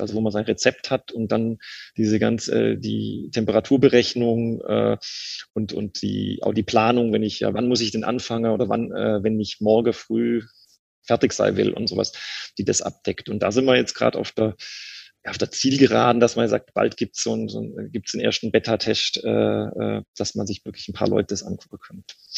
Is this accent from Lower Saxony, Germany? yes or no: no; Swabia, Baden-Württemberg, Germany; accent: Swabian; now in Cologne, Germany; als Schwabe